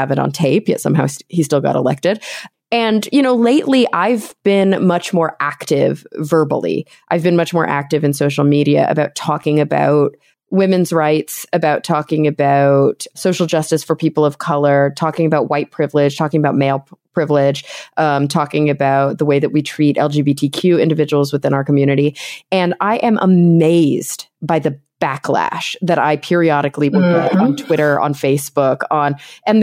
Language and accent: English; Plano, Texas, United States; also born or lived in New York; now in Los Angeles, United States; I grew up in Plano, Texas, right outside of Dallas.